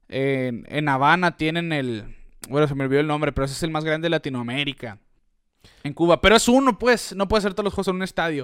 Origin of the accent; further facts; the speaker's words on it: Mexico; nosotros como mexicanos, hoy estamos a seis horas de Phoenix